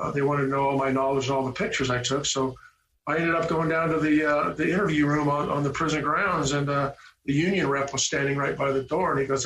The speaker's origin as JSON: {"language": "English", "town": "Camarillo", "region": "California", "country": "United States", "tie": "born or raised there", "said": "I grew up in Camarillo, California"}